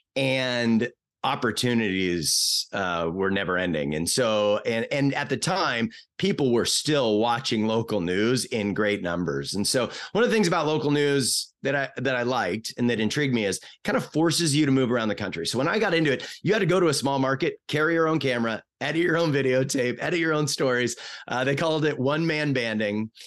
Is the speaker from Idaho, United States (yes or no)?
no; Bellevue, Washington, United States; moved away as an adult; also born or lived in Seattle / Boise / Miami / Boston; we grew up in Bellevue in this place called Bridal Trails